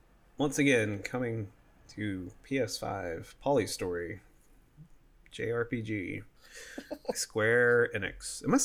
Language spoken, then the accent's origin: English; the South, United States; And I'm from the South